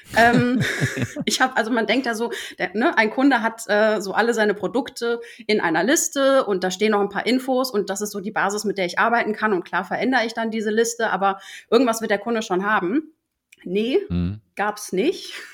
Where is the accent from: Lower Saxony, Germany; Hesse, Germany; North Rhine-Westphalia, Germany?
North Rhine-Westphalia, Germany; Ruhr area; moved away as an adult; now in Hamburg, Germany; komme aber eigentlich aus dem Ruhrpott